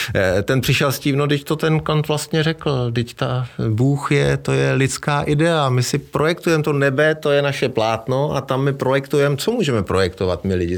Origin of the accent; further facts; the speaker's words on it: Czechia; u nás v Čechách